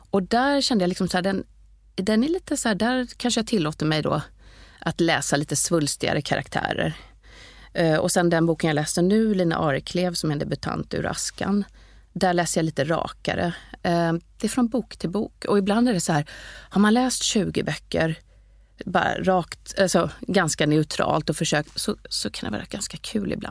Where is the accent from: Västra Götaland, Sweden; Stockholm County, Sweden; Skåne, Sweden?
Skåne, Sweden; Malmö; accent: göteborgska; also born or lived in Gothenburg; ja, min grunddialekt är ju, jag är ju egentligen skåning men jag, jag är uppvuxen i Malmö